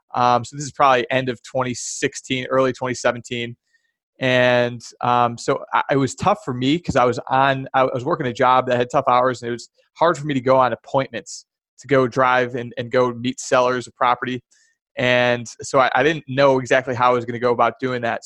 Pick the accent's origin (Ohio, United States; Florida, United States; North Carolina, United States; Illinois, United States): Illinois, United States; Chicago; moved away as an adult; also born or lived in California / Charlotte / Boston; I grew up born and raised in the Chicagoland area